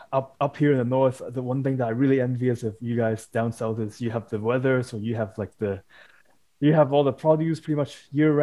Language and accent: English; Hong Kong; moved away; I'm from Hong Kong originally